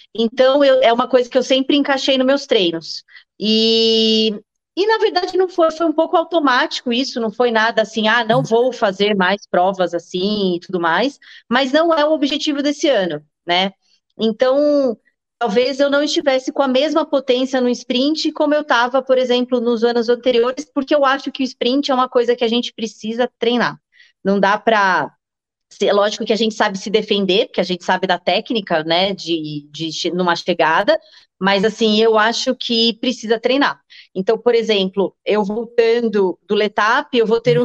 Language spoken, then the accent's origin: Portuguese; Jundiaí, São Paulo, Brazil; moved away as an adult; now in Indaiatuba, Brazil; eu sou de Jundiaí, é, vim para Indatuba há uns 12, 13 anos mais ou menos